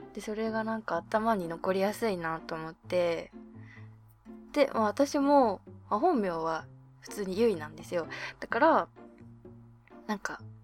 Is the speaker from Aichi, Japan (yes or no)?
no; Abashiri, Hokkaido, Japan; 出身地は北海道網走市です。